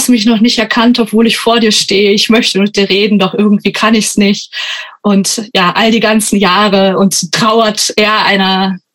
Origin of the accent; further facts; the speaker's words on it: Germany; Also ich komme auch nicht direkt aus Frankenberg, sondern noch aus einem Dorf in der Umgebung.